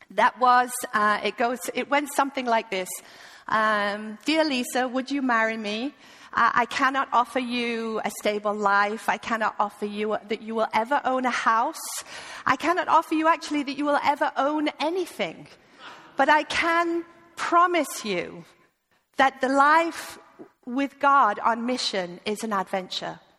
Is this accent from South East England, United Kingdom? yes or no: no; East Midlands, United Kingdom; I'm originally from the UK, from Lincolnshire, uh, but you would never know that. So please forgive my accent. Uh, I have lived with a Dane for the last 20 years, so I am completely ruined.